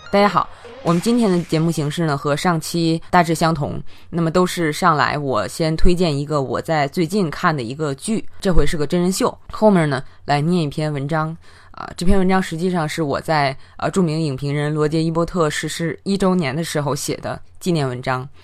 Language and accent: Chinese; Tianjin, China; 用我们天津话来说